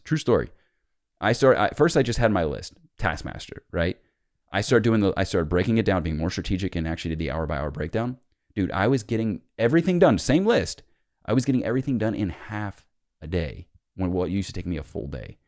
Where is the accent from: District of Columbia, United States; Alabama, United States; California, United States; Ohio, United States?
Ohio, United States; Cincinnati; I'm from Cincinnati